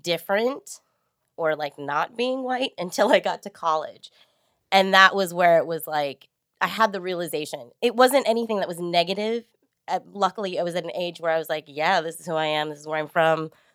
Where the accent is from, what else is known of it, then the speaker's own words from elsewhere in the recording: San Jose, California, United States; moved away as an adult; now in Los Angeles, United States; I grew up in East San Jose, which was a really, really diverse, culturally neighborhood